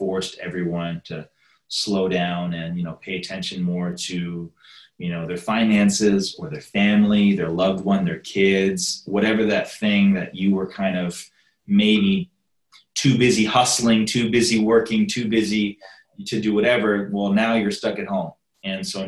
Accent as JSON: {"language": "English", "town": "Toronto", "region": "Ontario", "country": "Canada", "tie": "born or raised there", "moved": "yes", "lives_now": "United States", "said": "I'm from Canada and Toronto"}